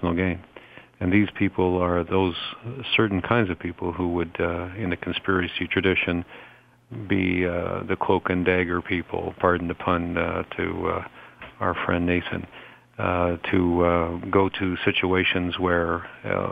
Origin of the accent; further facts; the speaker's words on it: Toronto, Ontario, Canada; my hometown of Toronto